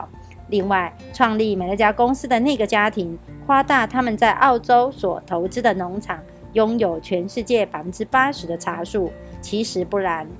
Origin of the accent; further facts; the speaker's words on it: Miaoli County, Taiwan; 今天要为大家导读的主题是我如何做到。